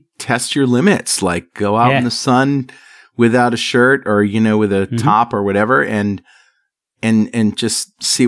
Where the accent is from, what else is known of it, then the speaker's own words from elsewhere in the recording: Connecticut, United States; passed down to my brother and I growing up in Connecticut